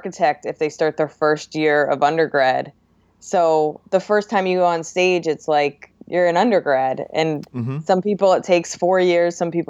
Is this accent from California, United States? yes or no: no; New Jersey, United States; now in Brooklyn, United States